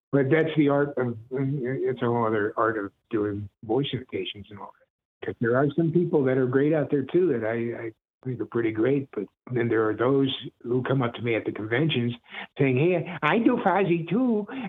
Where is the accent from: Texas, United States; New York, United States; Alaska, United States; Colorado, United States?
New York, United States; Brooklyn; I'm originally from Brooklyn, so I knew the different styles of talking with the New York accent.